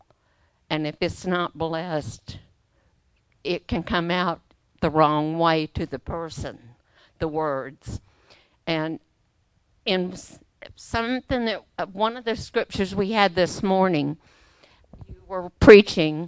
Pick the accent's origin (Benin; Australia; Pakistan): Australia; now in United States; I'm an Australian